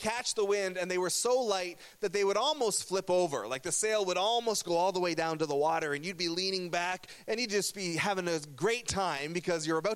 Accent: Burlington, Ontario, Canada; I grew up in Burlington, Ontario, which is in a region called Halton

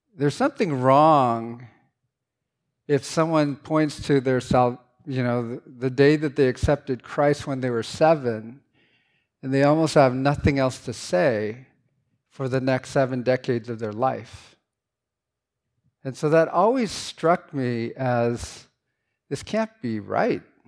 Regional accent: San Francisco, California, United States; English is a second language; I grew up in San Francisco, N, and not in a, in a kind of a sketchy neighborhood

